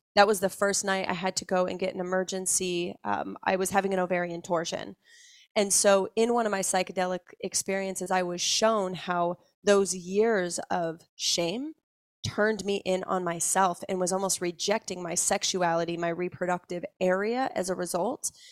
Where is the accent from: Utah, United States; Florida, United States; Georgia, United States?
Utah, United States; just outside of Salt Lake City; I grew up just outside of Salt Lake City, Utah